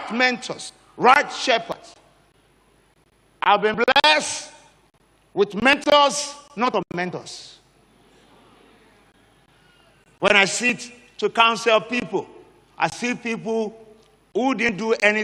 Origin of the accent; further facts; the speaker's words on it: Nigeria; as a Nigerian